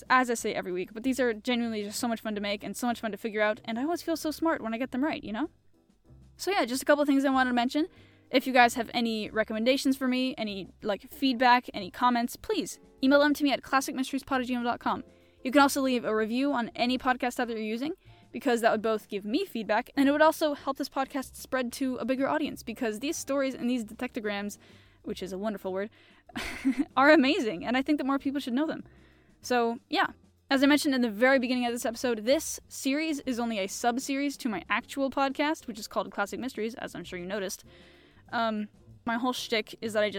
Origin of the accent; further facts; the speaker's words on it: United States; I'm American